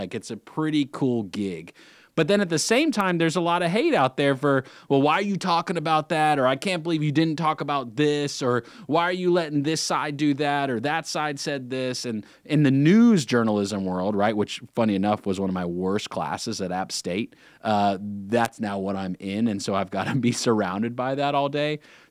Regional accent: North Carolina, United States; some other lifelong friends that I grew up with here in the Lake Norman area

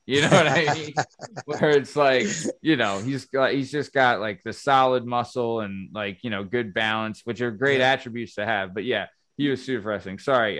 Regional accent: Boston, Massachusetts, United States; what are you, you lace curtain? I'm from Southie, you know?

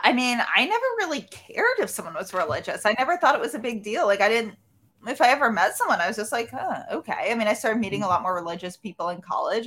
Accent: New York City, New York, United States; I grew up in New York City in Manhattan

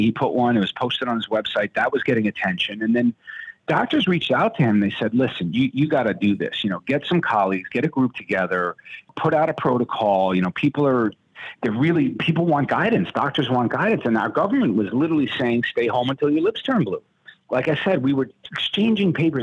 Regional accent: New York, United States; moved away; also born or lived in Wisconsin; I'm from New York. I'm trained in New York

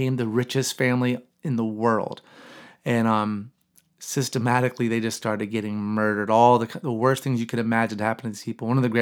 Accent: North Carolina, United States; now in Florida, United States; my home state of North Carolina

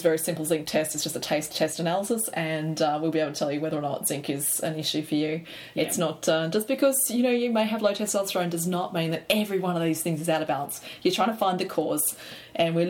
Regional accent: Australia; I'm an Aussie girl

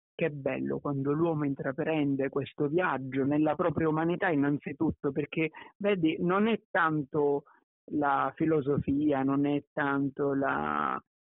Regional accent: Ragusa, Sicily, Italy; moved away; also born or lived in Milan; sono nato a Ragusa in Sicilia, sono cresciuto in una famiglia molto unita

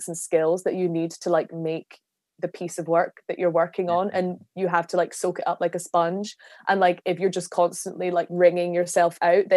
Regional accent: Glasgow, Scotland, United Kingdom; I'm from Scotland

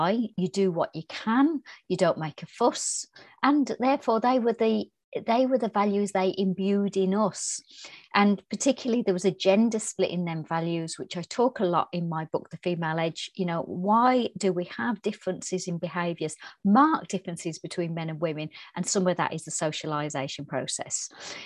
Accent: Birmingham, West Midlands, United Kingdom; I was brought up in Birmingham in England.

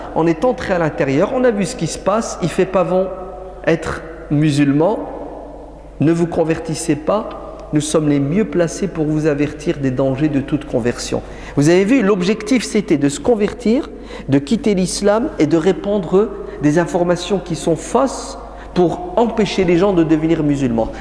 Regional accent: France; chez nous en France

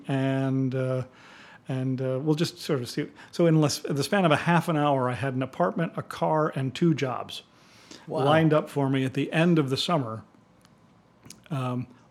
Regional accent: East Coast, United States; moved away as an adult; also born or lived in Milwaukee; I was from the East Coast

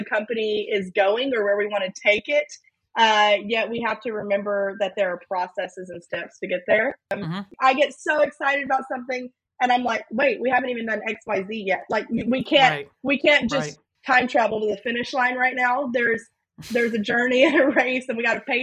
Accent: Louisiana, United States; I'm a Southerner, born and raised in Louisiana

